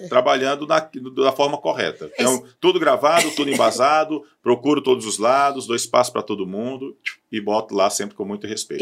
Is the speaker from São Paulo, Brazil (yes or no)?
no; Barbalha, Ceará, Brazil; eu sou de Barbalha